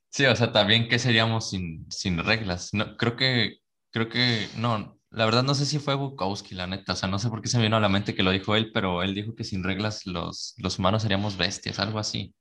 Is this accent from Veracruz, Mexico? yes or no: yes; Veracruz, Mexico; nosotros somos de Veracruz